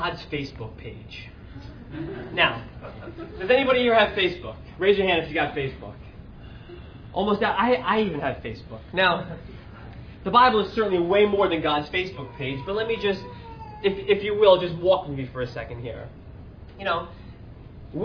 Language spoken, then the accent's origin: English; New York, United States; I'm from New York